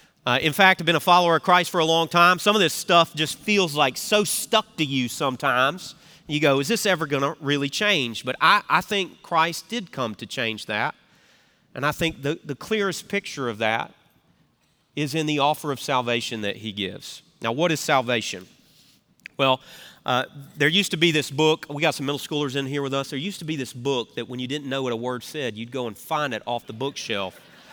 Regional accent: the South, United States; growing up in the South, this word salvation is something we talk about.

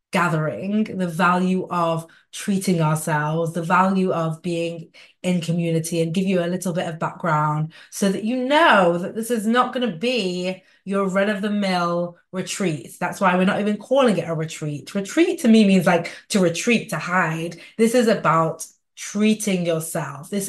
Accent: Manchester, North West England, United Kingdom; in Manchester, England, by the way, my hometown

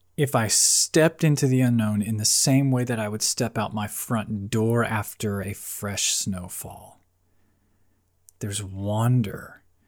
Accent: Florida, United States; moved away as an adult; now in Virginia Beach, United States; I'm, I'm from Florida. I grew up in Florida, spent twenty-plus years there.

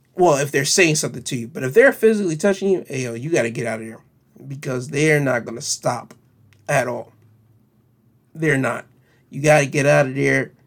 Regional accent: United States; we, as American citizens

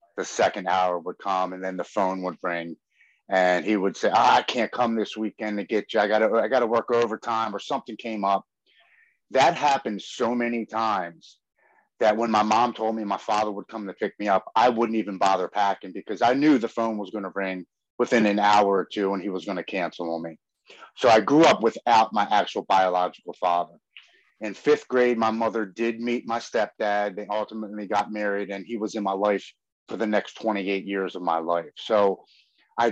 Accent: Baltimore, Maryland, United States; I'm born and raised in Baltimore, Maryland, here on the East Coast

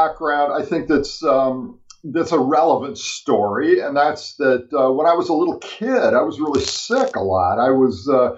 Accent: California, United States; I grew up in California

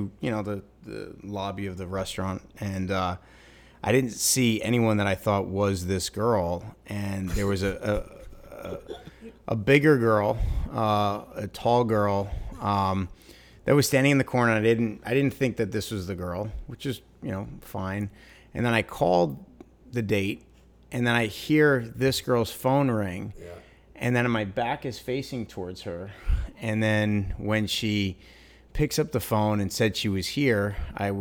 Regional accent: New York, United States; I'm from New York, born and raised

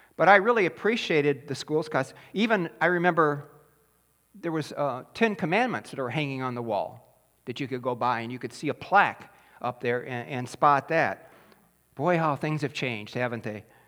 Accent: Taylor, Michigan, United States; I grew up in Taylor, Michigan

